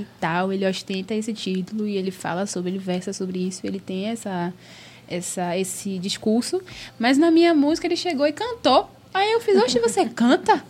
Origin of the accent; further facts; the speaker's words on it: Salvador, Bahia, Brazil; moved away as an adult; Eu era de Salvador, sempre fui de Salvador, nasci e fui criada em Salvador